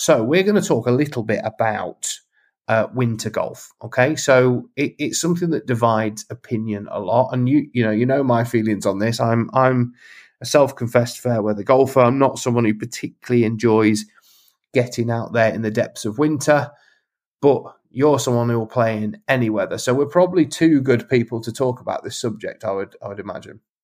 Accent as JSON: {"language": "English", "area": "Lincolnshire", "region": "East Midlands", "country": "United Kingdom", "tie": "born or raised there", "said": "when I was a kid growing up in Lincolnshire"}